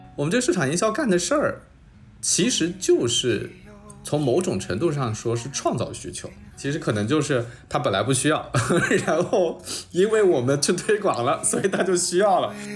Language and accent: Chinese; Changzhou, Jiangsu, China; 我是江苏人，我是常州人